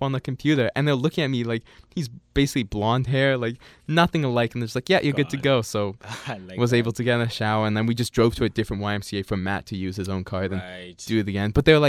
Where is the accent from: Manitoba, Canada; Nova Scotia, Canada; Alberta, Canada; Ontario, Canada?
Manitoba, Canada; Winnipeg; oh, maybe because I'm from Winnipeg.